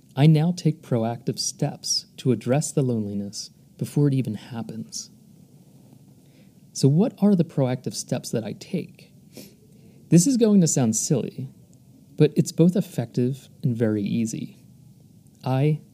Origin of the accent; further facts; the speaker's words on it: United States; moved away as an adult; when I was growing up in the United States.